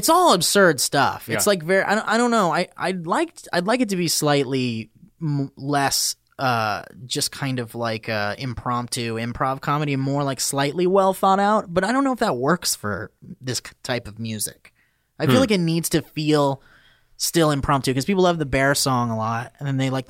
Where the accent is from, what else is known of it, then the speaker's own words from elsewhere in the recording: Oxnard, California, United States; I was born and raised in Oxnard.